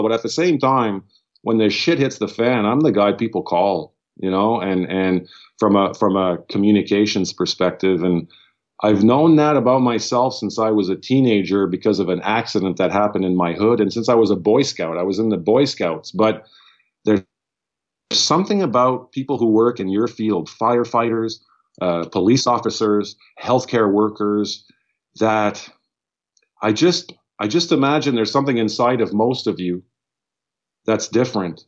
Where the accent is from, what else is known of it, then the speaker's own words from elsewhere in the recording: Ottawa, Ontario, Canada; We're francophone from Ottawa, so I'm a Franco-Ontarian, which is a linguistic minority in in, uh, in the province where I was born.